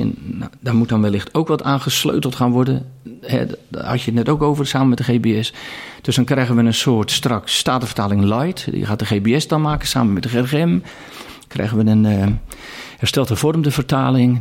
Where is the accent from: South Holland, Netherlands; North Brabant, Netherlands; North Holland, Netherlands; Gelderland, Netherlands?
South Holland, Netherlands; Katwijk; Ik kom zelf uit Katwijk aan Zee